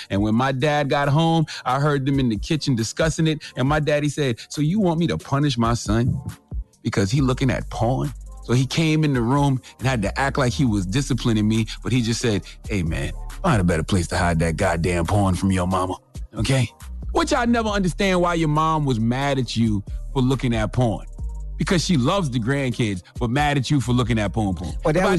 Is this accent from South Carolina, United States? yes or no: yes; Moncks Corner, South Carolina, United States; I was in this single wide trailer I grew up in Monk's Corner, South Carolina